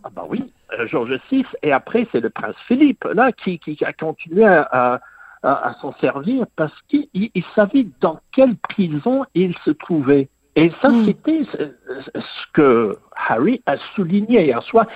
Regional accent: England, United Kingdom; j'ai grandi en Angleterre.

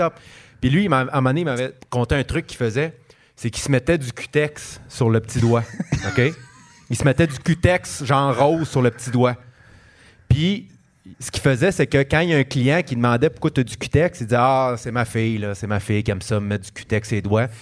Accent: Montreal, Quebec, Canada; en tant que Montréalais

